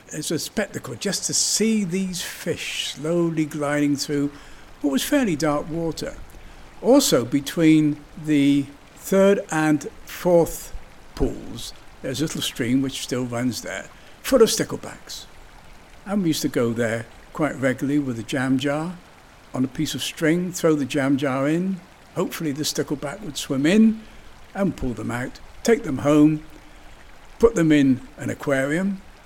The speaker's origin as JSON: {"language": "English", "town": "Yeovil", "region": "South West England", "country": "United Kingdom", "tie": "born or raised there", "said": "I was born in 1937 in Yeovil, and Nine Springs was very much a part of my growing up"}